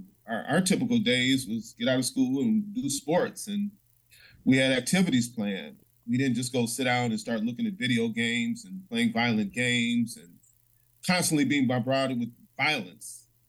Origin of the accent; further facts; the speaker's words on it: Chicago, Illinois, United States; I grew up in a in the St. Felicitas Parish, which is near Stony Island, 83rd, between 83rd and 87th Street. It was a pretty nice neighborhood. I didn't have a lot of violence as a teen.